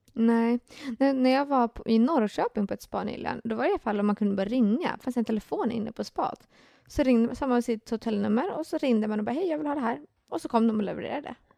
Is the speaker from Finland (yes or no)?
yes; Finland; jag är ju finne